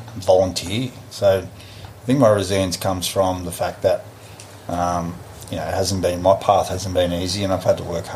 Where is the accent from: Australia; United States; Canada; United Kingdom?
Australia; moved away as an adult; now in New Zealand; I'm an Australian